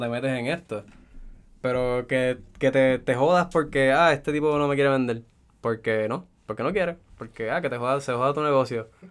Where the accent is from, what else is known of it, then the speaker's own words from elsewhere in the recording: Puerto Rico; Soy un sato puertorriqueño aquí